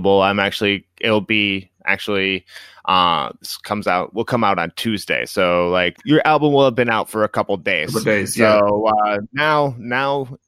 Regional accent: Midwest, United States; I'm from the Midwest

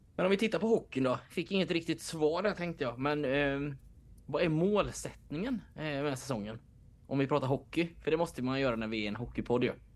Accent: Jönköping, Jönköping County, Sweden; jag är från Jönköping

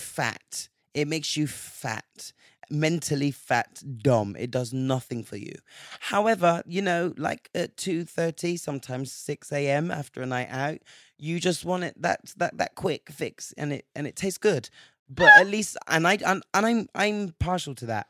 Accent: England, United Kingdom; growing up in England

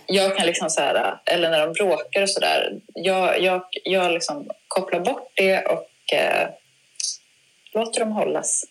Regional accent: Uppsala, Uppsala County, Sweden; Berthåga i utanför Uppsala där jag växte upp

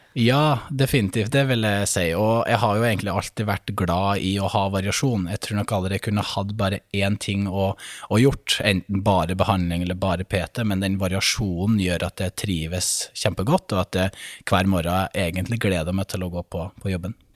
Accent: Brønnøysund, Nordland, Norway; moved away as an adult; also born or lived in Bodø; Født og oppvokst i Brønnøysund

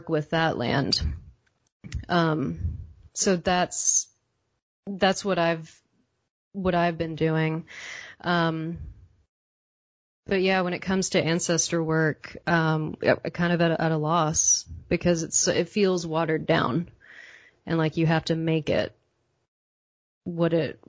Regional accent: Texas, United States; now in Pacific Northwest, United States; I was born in Texas. I was born in the South

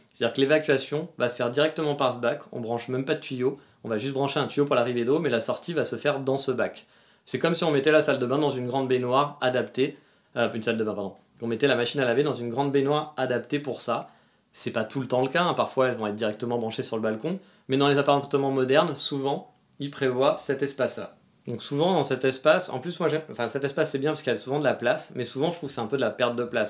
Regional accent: France; moved away; chez nous, en France

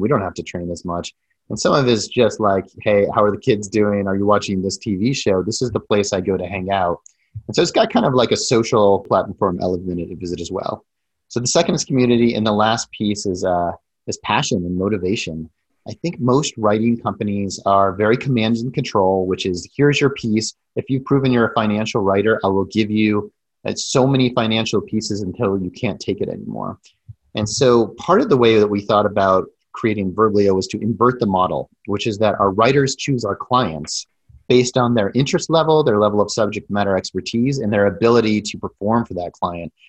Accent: Denver, Colorado, United States; moved away as an adult; also born or lived in Silicon Valley; I grew up in Denver and then I left for about 20 years, went all around, spent a lot of that in Silicon Valley

